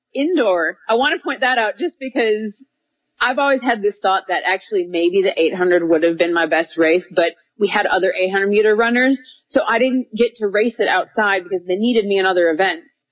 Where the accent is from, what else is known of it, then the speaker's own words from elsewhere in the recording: Minneapolis, Minnesota, United States; moved away as an adult; now in Little Rock, United States; I grew up in Minnesota and now I live in Little Rock, Arkansas